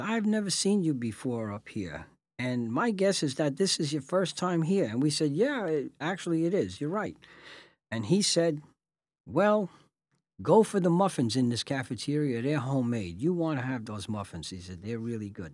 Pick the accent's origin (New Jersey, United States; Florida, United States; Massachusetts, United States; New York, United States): New York, United States; New York City; I came from South Brooklyn, Red Hook